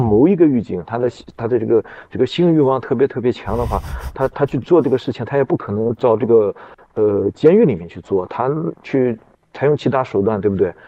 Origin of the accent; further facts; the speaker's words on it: Xinjiang, China; 我是新疆人